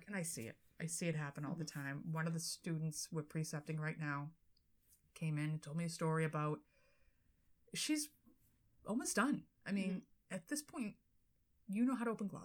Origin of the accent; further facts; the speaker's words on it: Boston, Massachusetts, United States; accent: Boston; my Boston accent